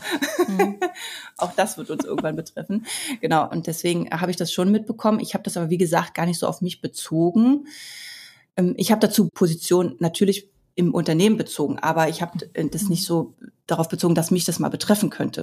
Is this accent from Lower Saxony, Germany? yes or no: no; Berlin, Germany; Ich bin ja im Ostteil von Berlin groß geworden